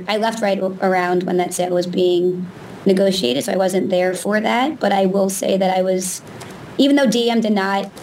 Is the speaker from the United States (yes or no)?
yes; United States; as an American